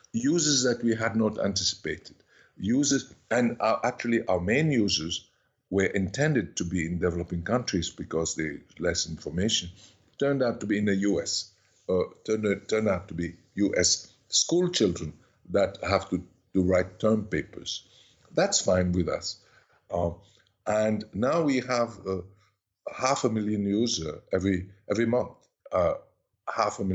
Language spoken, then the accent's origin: English; Switzerland; also born or lived in Paris, France; And this family took me to Switzerland and never gave me back